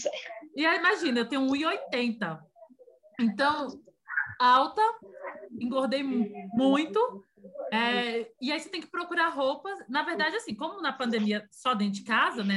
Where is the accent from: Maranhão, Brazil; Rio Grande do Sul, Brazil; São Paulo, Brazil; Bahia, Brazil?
Bahia, Brazil; a gente é baiana